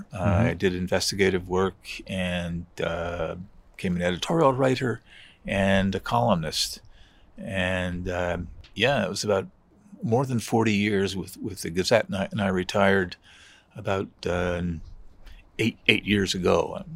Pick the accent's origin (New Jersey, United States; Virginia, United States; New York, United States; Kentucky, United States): New Jersey, United States; Metuchen; moved away as an adult; also born or lived in Washington, United States / Morocco; now in Montreal, Canada; we've lived here about 45 years now. And one reason we came is that I was raised bilingually in New Jersey. My mother was French.